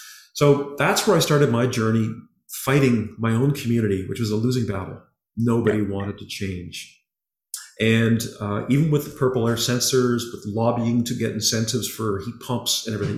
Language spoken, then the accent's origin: English; Halifax, Nova Scotia, Canada; born there; I was born in Halifax.